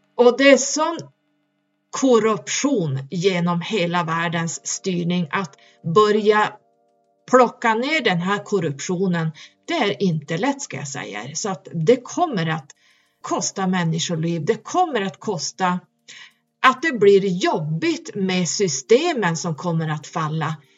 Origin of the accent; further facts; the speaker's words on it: Norrland, Sweden; där jag kommer ifrån jättehögst upp